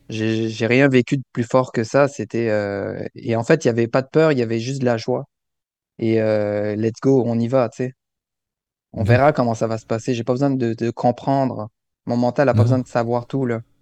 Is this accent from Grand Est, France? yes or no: yes; Alsace, Grand Est, France; moved away as an adult; now in Canada; je suis, je suis né en France, en mhm. Alsace